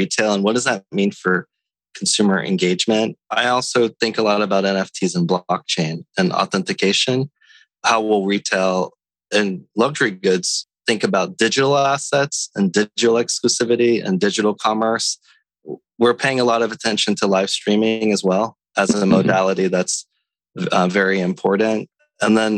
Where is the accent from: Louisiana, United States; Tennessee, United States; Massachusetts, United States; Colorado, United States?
Louisiana, United States; Natchitoches; I grew up in Natchitoches, Louisiana